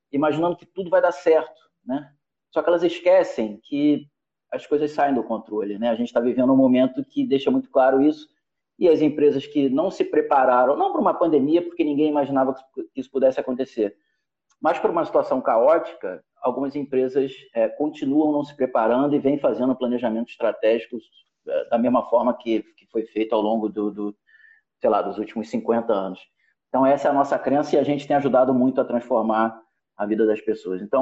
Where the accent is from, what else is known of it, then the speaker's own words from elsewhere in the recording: Rio de Janeiro, Brazil; carioca, eu costumo dizer que a minha